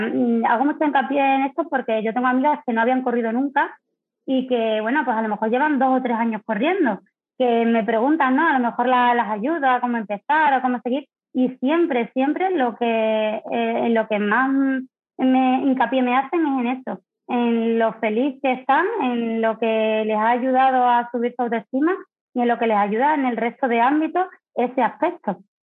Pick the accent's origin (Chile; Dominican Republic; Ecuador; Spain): Spain; Don Benito, Extremadura; moved away as an adult; now in Seville, Spain; soy extremeña de Don Benito, pero afincada en Sevilla hace ya pues ocho o 9 años